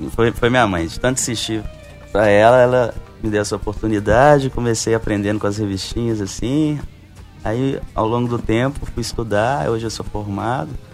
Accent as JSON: {"language": "Portuguese", "town": "Belo Horizonte", "region": "Minas Gerais", "country": "Brazil", "moved": "as an adult", "lives_now": "João Pessoa, Brazil", "said": "Sim, sou mineiro, de Belo Horizonte. Recentemente, tem seis meses que eu me mudei aqui para João Pessoa"}